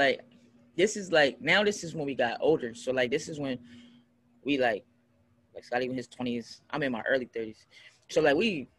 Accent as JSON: {"language": "English", "town": "Philadelphia", "region": "Pennsylvania", "country": "United States", "said": "Like we came from Philly, and me and my friends was chilling in the car, and I just rapped."}